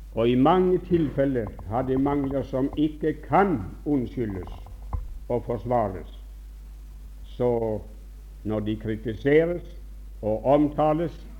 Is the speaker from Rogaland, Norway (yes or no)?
yes; Bjerkreim, Rogaland, Norway; moved away; som ung gutt hjemme i Bjerkreim.